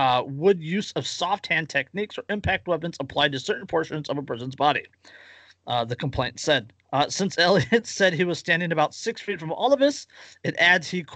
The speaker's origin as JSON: {"language": "English", "region": "Central California", "country": "United States", "said": "I'm from Central California"}